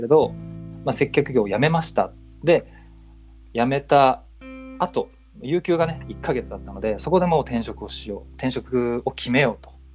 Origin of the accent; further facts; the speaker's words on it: Niigata, Japan; moved away as an adult; now in Tokyo, Japan; あの出身が新潟なんですけど